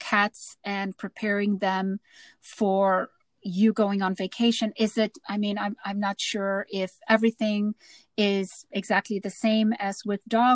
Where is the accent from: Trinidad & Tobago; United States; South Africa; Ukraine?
South Africa; growing up in South Africa